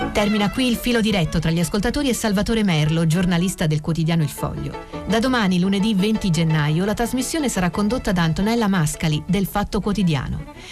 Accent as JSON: {"language": "Italian", "region": "Apulia", "country": "Italy", "moved": "yes", "lives_now": "Parma, Italy", "said": "io sono pugliese"}